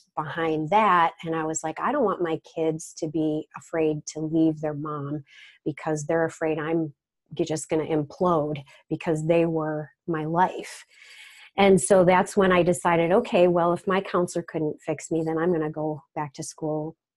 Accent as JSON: {"language": "English", "town": "Rochester", "region": "New York", "country": "United States", "said": "I'm from the Rochester, New York area"}